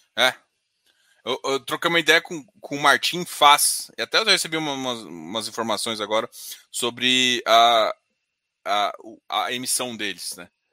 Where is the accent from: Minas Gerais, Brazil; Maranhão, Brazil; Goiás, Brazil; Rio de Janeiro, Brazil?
Goiás, Brazil; Goiânia; Daqui de Goiânia, eu sou de Goiânia